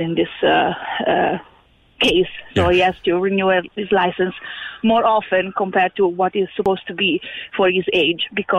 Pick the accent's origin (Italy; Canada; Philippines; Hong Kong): Italy; now in Ireland; I come from Italy